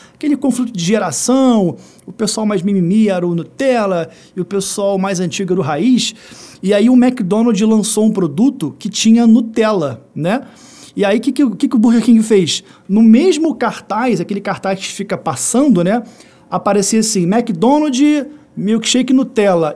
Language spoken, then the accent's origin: Portuguese; Rio de Janeiro, Brazil; eu que sou do Rio de Janeiro